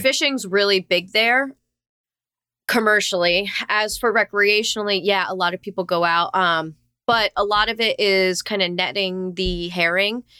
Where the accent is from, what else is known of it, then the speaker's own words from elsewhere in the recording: South Florida, United States; I was born and raised in, uh, sunny South Florida